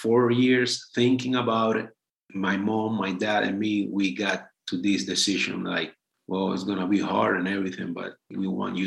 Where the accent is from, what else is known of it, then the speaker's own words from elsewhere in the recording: Cuba; moved away as an adult; now in Pittsburgh, United States; So it's been 3 years. I left Cuba